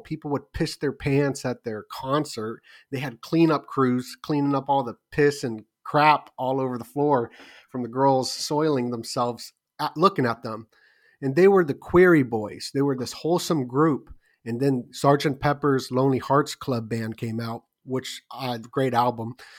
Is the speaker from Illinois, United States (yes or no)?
no; Las Vegas, Nevada, United States; ever since a kid growing up in Vegas.